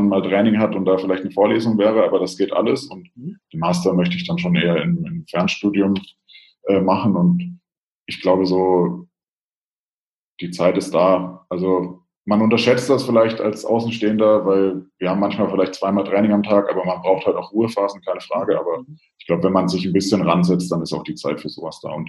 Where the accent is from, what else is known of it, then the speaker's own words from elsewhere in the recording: Bavaria, Germany; ich komme aus Franken, deswegen habe ich die ganze Coburg-Geschichte ja so ein bisschen aus der Ferne, aus Rothenburg auch miterlebt